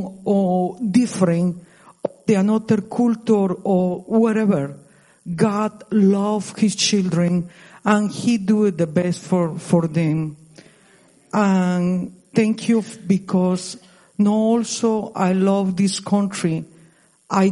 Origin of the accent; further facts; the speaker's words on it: Costa Rica; English is a second language; now in United States; I moved to United States 26 ago. I'm from Costa Rica. I passed more time in this country, like in my country original